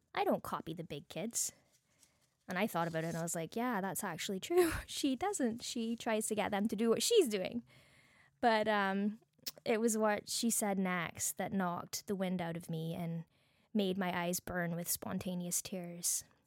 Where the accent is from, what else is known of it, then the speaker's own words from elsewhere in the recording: Barbados; accent: Bajan; now in Canada; my Bajan accent